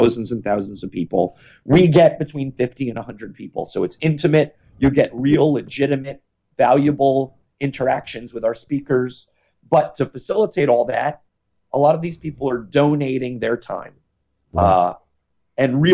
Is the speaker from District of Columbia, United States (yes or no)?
no; New York, United States; I'm a New Yorker